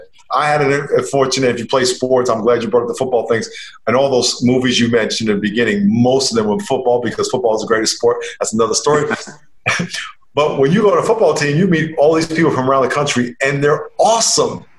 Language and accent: English; Long Island, New York, United States; I grew up in Long Island, New York